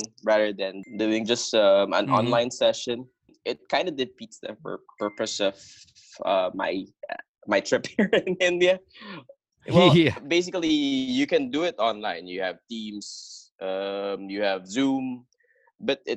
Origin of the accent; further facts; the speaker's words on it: Rizal, Calabarzon, Philippines; I am from Quinta, Rizal